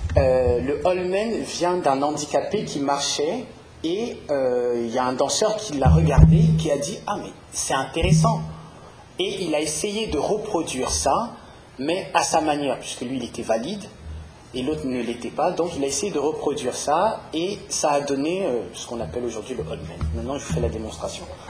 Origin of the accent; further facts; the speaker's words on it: Paris, Île-de-France, France; je suis parisien